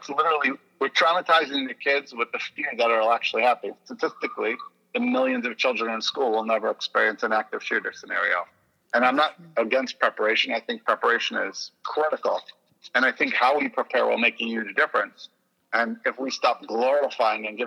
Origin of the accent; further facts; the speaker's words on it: New York City, New York, United States; also born or lived in Indiana / Texas; I am from Brooklyn, New York, and I spend time in Indiana and Texas